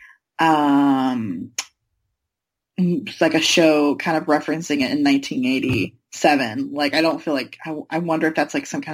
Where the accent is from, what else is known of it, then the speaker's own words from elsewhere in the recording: North Carolina, United States; moved away as an adult; now in New York City, United States; I'm from North Carolina.